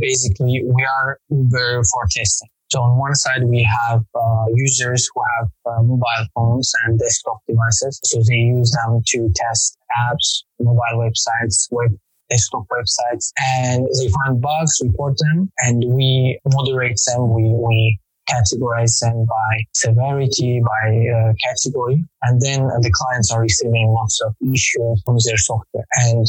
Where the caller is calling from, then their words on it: Azerbaijan; From Azerbaijan.